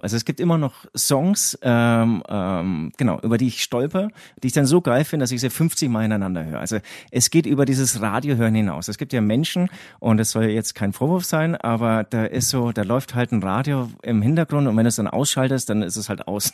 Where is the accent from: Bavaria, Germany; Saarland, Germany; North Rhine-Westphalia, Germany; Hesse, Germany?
Bavaria, Germany; Herzogenaurach; accent: Franconian; ich komme ja, wie man ähm, meinem Dialekt äh, unschwer auch ähm, anmerkt, ähm, auch aus Franken. Im Prinzip ähm, bin ich genau, also ich, ich bin in Herzogenaurach groß geworden